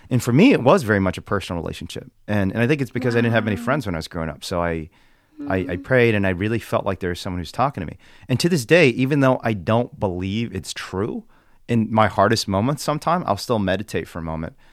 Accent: Indiana, United States; but I still do the things I did when I was a confused kid growing up in Indiana.

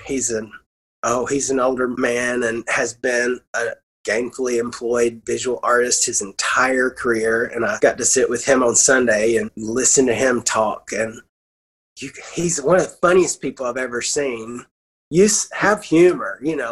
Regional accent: Arab, Alabama, United States; growing up in Arab, Alabama

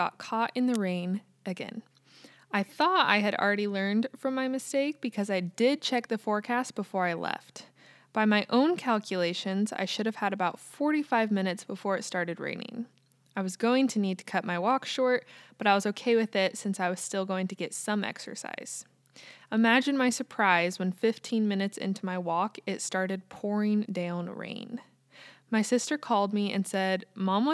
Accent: United States; also born or lived in Kansas

